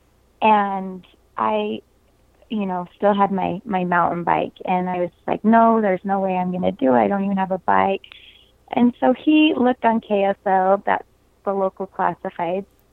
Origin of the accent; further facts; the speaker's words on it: St. George, Utah, United States; I grew up in Southern Utah in the St. George area